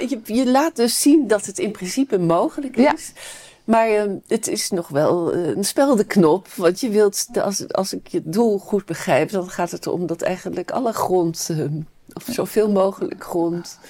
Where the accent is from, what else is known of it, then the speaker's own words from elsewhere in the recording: Netherlands; als Nederlanders